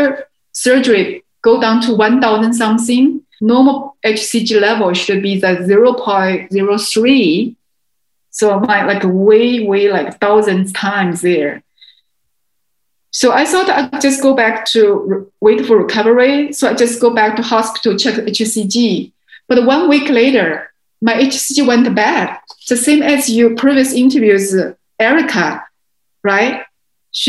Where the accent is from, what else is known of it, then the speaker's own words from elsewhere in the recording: China; moved away; also born or lived in Beijing; my hometown